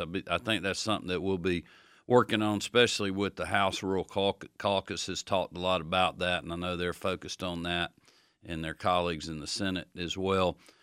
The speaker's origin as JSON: {"language": "English", "town": "Athens", "region": "Georgia", "country": "United States", "tie": "born or raised there", "said": "growing up in Athens"}